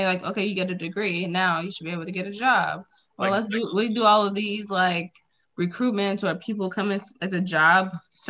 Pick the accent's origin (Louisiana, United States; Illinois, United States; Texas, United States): Illinois, United States; Chicago; I'm from Chicago.